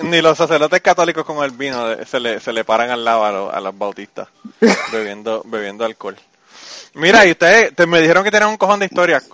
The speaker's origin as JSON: {"language": "Spanish", "country": "Puerto Rico", "moved": "as an adult", "said": "yo me fui de Puerto Rico en el 2002. Me mudé para acá."}